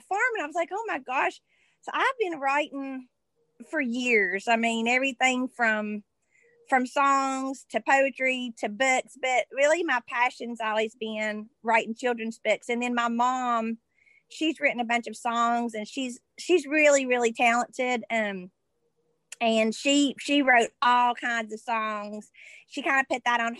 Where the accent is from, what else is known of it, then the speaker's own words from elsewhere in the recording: Madison, West Virginia, United States; also born or lived in Charleston, West Virginia / Alice Lloyd College, Kentucky; Well, I am from Madison in Boone County. And I was born in Charleston, West Virginia. And but I've lived in Boone County up until I was 18